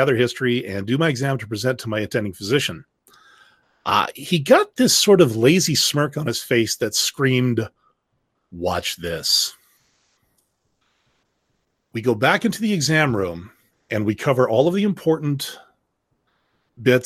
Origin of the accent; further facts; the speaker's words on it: Canada; speaking as a Canadian